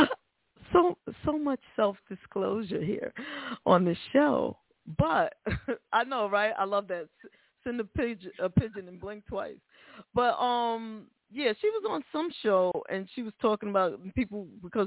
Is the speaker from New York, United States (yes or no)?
yes; New York City, New York, United States; moved away; I'm from the Bronx originally, and that's the home of rap, of hip-hop